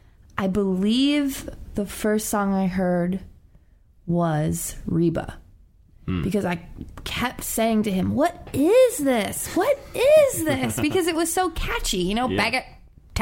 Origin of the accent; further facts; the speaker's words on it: New York, United States; moved away; also born or lived in Pennsylvania; I'm originally from New York, but I was living in Pennsylvania